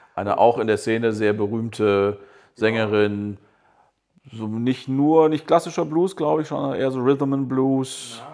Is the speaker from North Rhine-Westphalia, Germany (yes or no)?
yes; North Rhine-Westphalia, Germany; als Westfale äh, mit rheinländischen Wurzeln oder umgekehrt